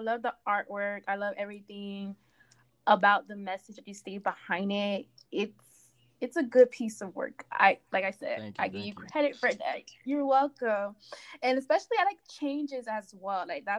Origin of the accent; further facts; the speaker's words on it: Miami, Florida, United States; because like I said, I'm from Miami, Florida. The work ethic down here is, I feel as if it's very scammy, fraudulent.